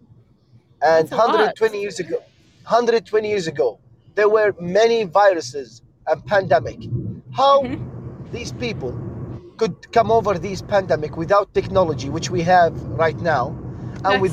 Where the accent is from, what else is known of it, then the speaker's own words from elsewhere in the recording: Jordan; I'm from Jordan